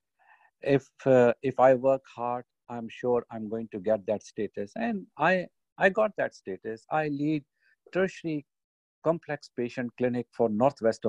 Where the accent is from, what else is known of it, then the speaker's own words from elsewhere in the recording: Pakistan; now in United Kingdom; me as a Pakistani, British Pakistani